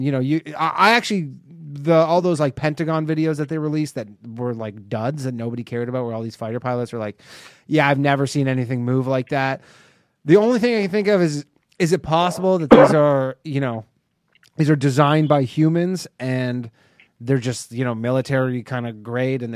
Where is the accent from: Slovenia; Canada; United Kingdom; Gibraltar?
Canada; I'm Canadian. Me and Ryan are both Canadian